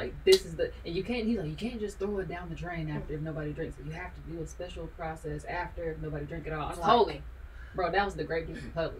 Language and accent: English; United States; I grew up Baptist in America